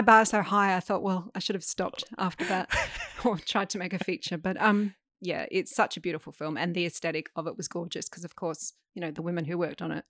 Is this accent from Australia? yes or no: yes; Adelaide, South Australia, Australia; growing up in Adelaide